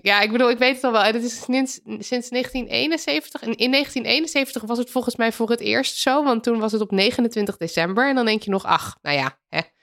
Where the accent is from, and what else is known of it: Netherlands